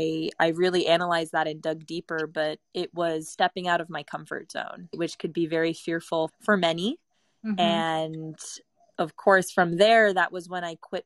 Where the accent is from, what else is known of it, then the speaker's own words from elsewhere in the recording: Italy; English is a second language; also born or lived in Bali, Indonesia; So for me, it's very easy to travel between Europe, but being born and raised in Italy, it's a 30-euro, 40-euro plane ride over.